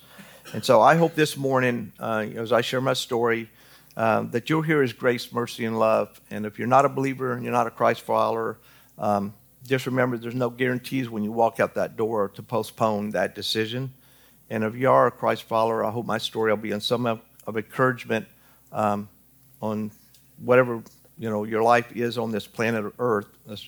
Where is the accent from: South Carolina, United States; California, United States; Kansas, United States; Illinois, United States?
Kansas, United States; Newton; born there; I was born in Newton, Kansas. And no, I'm not a Kansas fan. I'm Kentucky all the way, 100%. I just happened to be born there.